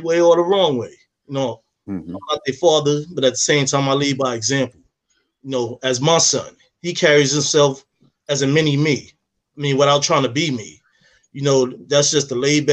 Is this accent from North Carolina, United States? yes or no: no; New York City, New York, United States; moved away; I'm from the city. I'm from Harlem